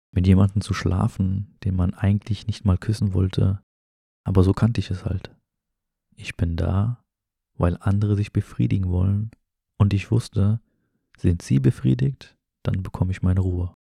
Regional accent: Germany; also born or lived in an Arab-Muslim country (birthplace); Aufgewachsen bin ich jedoch in Deutschland

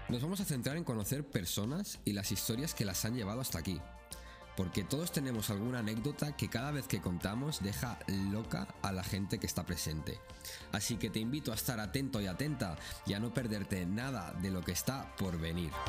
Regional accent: Spain; now in Kuwait; yo que vengo de España, la verdad es que lo, noto bastante.

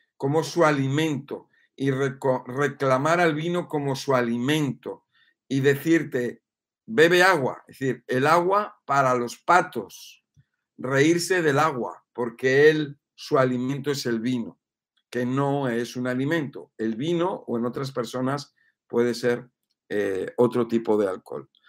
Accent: Spain; also born or lived in Mexico; que soy español

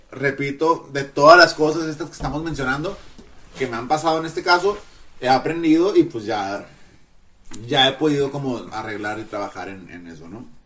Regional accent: Monterrey, Nuevo León, Mexico; Somos de Monterrey.

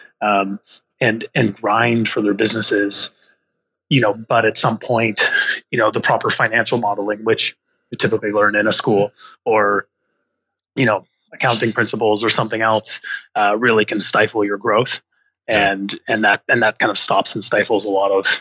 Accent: Rose Bay, Nova Scotia, Canada; moved away as an adult; now in Toronto, Canada; I live in Toronto, but I'm from Nova Scotia

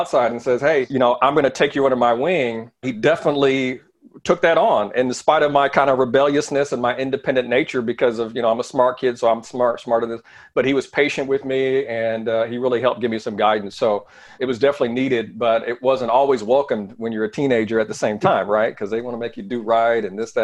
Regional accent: Indiana, United States; also born or lived in Seattle, Washington; It was my sister and myself, we grew up together. So a little small town in Indiana. I was born in Seattle, Washington, moved out to Indiana.

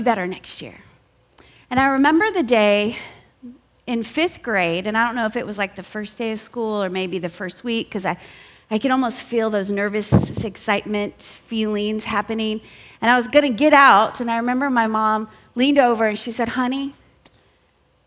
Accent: Southern California, United States; I grew up in Southern California

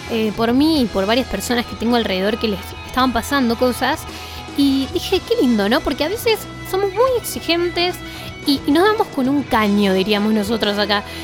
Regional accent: Bariloche, Río Negro, Argentina; soy de Bariloche.

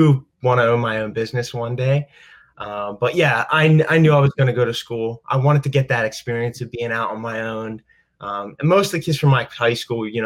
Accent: Delaware County, Pennsylvania, United States; moved away as an adult; also born or lived in Philadelphia; now in Pittsburgh, United States; I grew up in Delaware County, Pennsylvania, also known as Delco

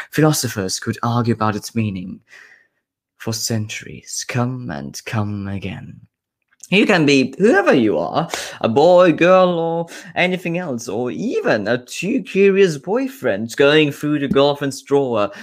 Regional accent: Austria; now in Scotland, United Kingdom; I'm a bird from Austria living now in Scotland

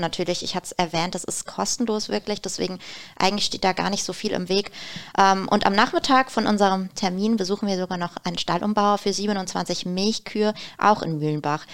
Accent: Black Forest, Baden-Württemberg, Germany; Gerade bei uns im Schwarzwald

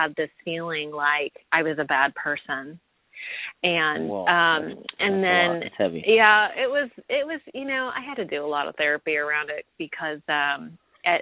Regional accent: San Jose, California, United States; I grew up in the San Jose Bay Area

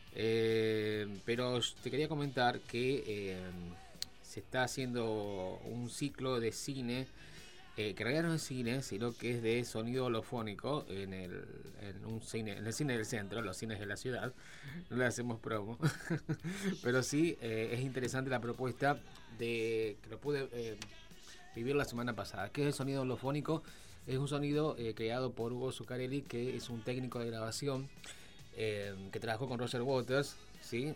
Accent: Argentina; los argentinos somos

